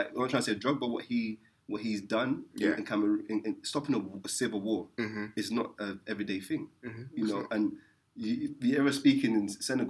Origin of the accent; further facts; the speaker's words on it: England, United Kingdom; I'm English